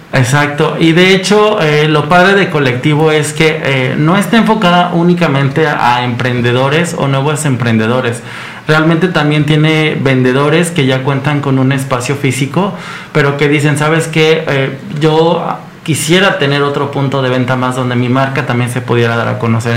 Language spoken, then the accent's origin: Spanish; Mexico; como mexicanos